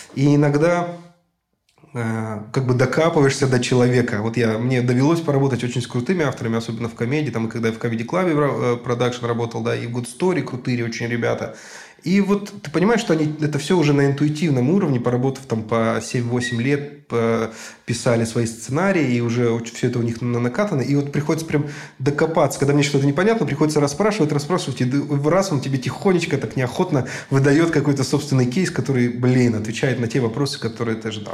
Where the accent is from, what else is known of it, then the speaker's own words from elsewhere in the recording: Novosibirsk, Novosibirsk Oblast, Russia; Я был хедрайтером вот новосибирской команды, собственно, откуда я родом